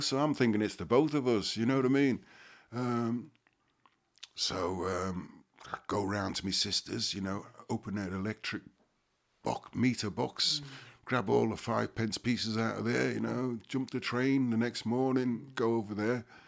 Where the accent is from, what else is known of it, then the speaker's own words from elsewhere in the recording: Liverpool, North West England, United Kingdom; growing up in Liverpool